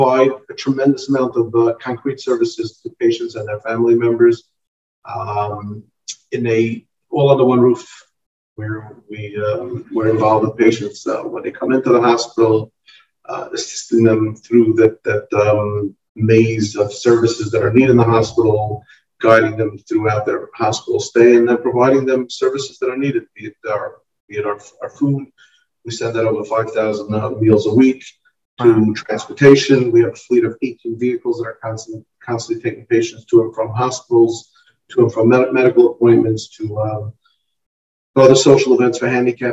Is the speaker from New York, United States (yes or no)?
yes; New York City, New York, United States; also born or lived in Montreal; now in Lakewood, United States; I grew up in Flatbush